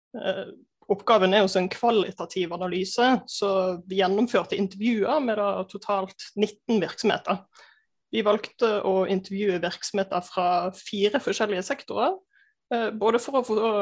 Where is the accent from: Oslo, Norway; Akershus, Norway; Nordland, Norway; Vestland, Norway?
Vestland, Norway; Bergen; moved away; also born or lived in Gjøvik; kommer fra Bergen